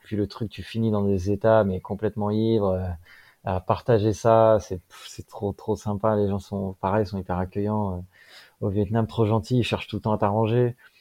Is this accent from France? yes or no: yes; France; qu'on a nous en Europe ou en France